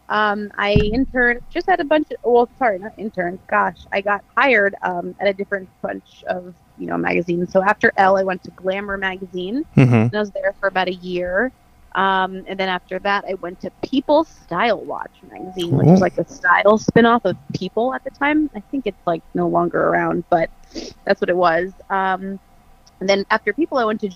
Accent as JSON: {"language": "English", "region": "New Jersey", "country": "United States", "tie": "born or raised there", "also_born_or_lived": "Florida / Miami", "moved": "as an adult", "lives_now": "New York City, United States", "said": "I grew up in New Jersey"}